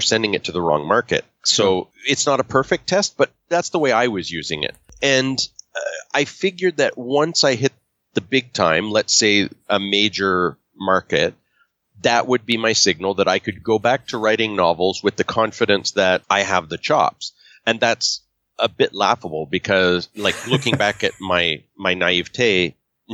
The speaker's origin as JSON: {"language": "English", "country": "Canada", "tie": "born or raised there", "said": "I grew up in English Canada"}